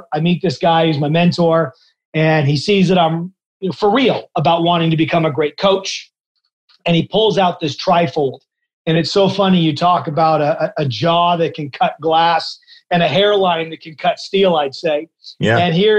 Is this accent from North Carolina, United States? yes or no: no; just outside of Portland, Oregon, United States; moved away as an adult; also born or lived in Corvallis, Oregon / Phoenix, Arizona; now in Dublin, Ireland; I grew up just outside of Portland, Oregon, and ended up going to school in Corvallis at Oregon State University before moving to Phoenix, Arizona in my early 20s.